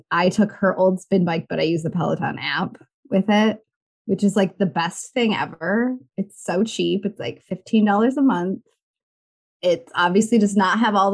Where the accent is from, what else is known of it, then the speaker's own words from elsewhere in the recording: Michigan, United States; also born or lived in Chicago; I grew up in Michigan, but I moved to Chicago